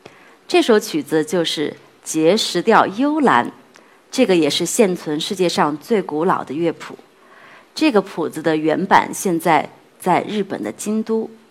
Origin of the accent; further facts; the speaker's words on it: China; 去跟世界各地的朋友去分享我们的中国文化、